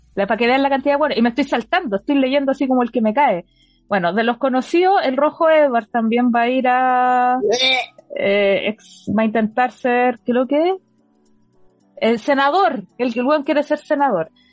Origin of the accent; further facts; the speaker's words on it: Santiago, Santiago Metropolitan Region, Chile; nosotros somos de Santiago